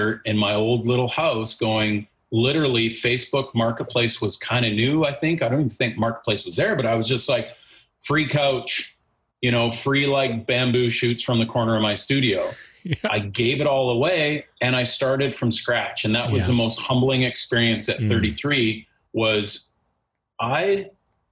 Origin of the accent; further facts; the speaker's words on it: Nanaimo, British Columbia, Canada; I've been born and raised in Nanaimo.